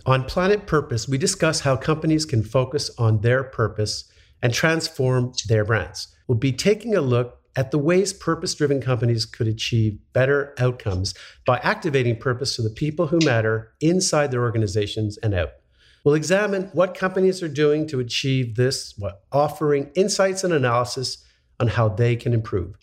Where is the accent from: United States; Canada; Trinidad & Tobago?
Canada; Montreal, Quebec; I grew up in Montreal